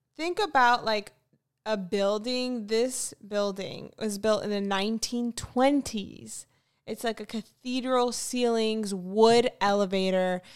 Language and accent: English; Florida, United States; I'm from Florida